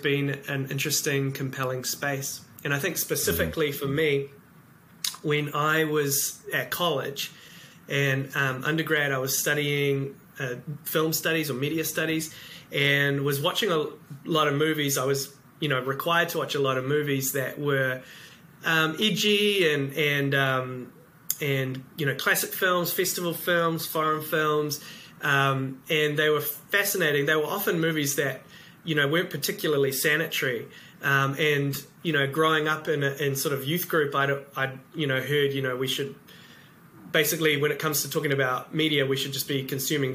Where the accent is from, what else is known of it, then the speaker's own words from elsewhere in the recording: New Zealand; also born or lived in Cambridge, New Zealand; I am from New Zealand and live in a place called Cambridge